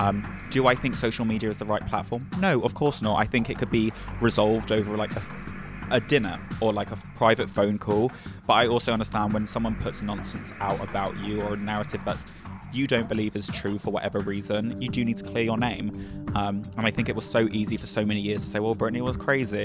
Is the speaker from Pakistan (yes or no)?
no; England, United Kingdom; I'm also from England.